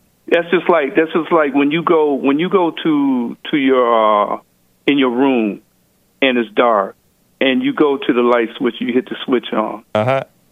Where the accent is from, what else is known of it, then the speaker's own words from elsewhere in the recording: Detroit, Michigan, United States; now in Georgia, United States; I grew up in Detroit